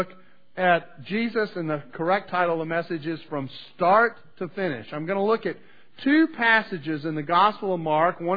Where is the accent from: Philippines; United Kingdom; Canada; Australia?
Canada; now in United States; I was born in Canada